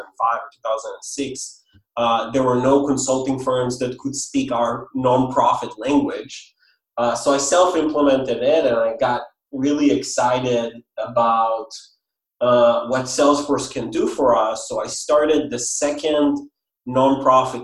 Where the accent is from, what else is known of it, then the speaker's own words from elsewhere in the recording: Israel; moved away; I'm originally from Israel, if anyone is wondering about the accent and the name.